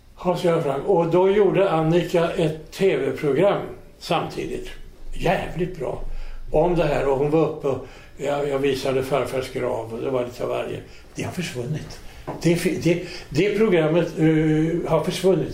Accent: Sweden; som svensk

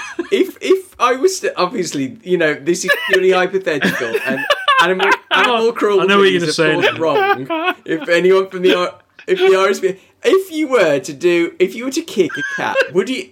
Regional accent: England, United Kingdom; my voice is nothing like Charles Gray's, apart from being English

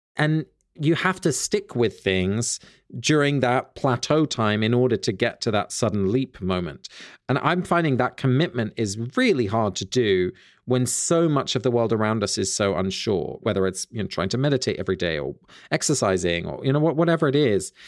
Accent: Sussex, South East England, United Kingdom; near where I grew up in Sussex

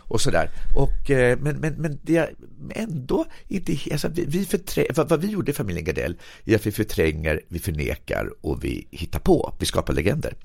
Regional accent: Sweden; min uppväxt i Berg

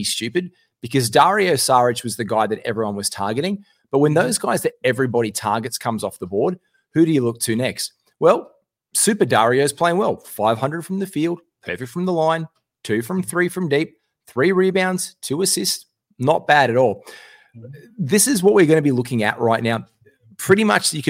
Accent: Australia

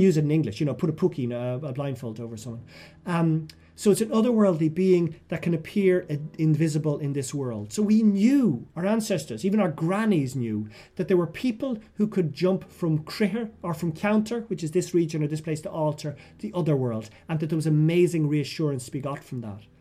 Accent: Ireland; also born or lived in Westmeath; I came back to Ireland

